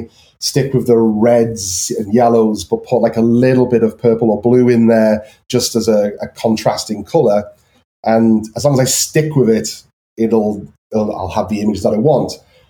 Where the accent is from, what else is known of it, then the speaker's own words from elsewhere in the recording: Liverpool, North West England, United Kingdom; I think, like, again, I'm from Liverpool.